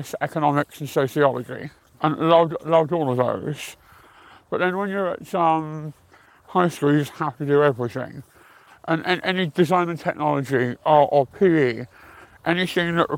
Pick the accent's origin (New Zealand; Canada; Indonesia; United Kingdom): United Kingdom; Croydon, London; I'm born and bred in Croydon